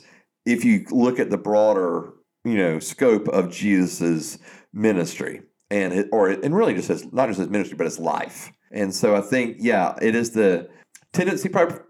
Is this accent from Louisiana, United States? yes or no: no; South Georgia, United States; growing up in South Georgia, hunting and fishing and playing sports